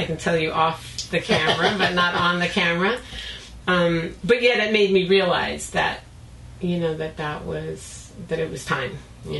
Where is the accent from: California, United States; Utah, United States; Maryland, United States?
California, United States; it must just be because you're from the East Coast and I'm from Southern California.